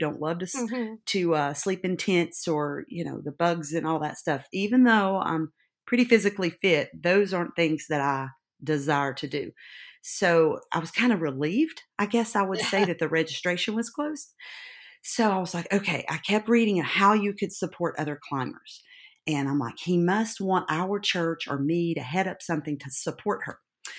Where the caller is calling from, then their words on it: Gray, Tennessee, United States; I'm Gray. Anyone know where that is? It's in East Tennessee, up in the tip of Tennessee.